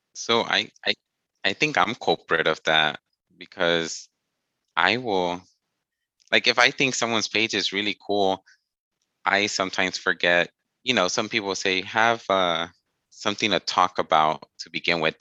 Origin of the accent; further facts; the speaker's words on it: Texas, United States; my hometown, at least in Austin